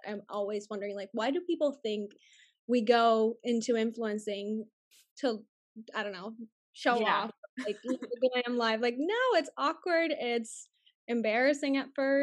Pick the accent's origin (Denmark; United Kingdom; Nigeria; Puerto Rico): Puerto Rico; first language Spanish; English is a second language; moved away as an adult; also born or lived in Arizona / Los Angeles / Dallas; My first language is Spanish. I grew up speaking Spanish with my family and everyone at school back home, but we have like regular cable TV in Puerto Rico